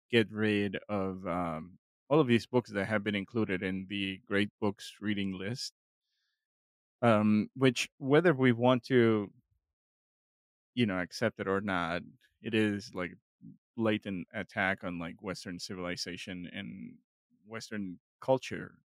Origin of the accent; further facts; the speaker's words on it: Mexico; moved away; growing up in Mexico